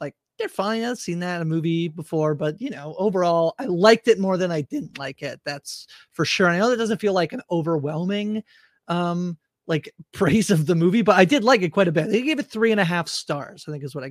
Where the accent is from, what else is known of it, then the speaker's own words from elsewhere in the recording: Canada; I'm Canadian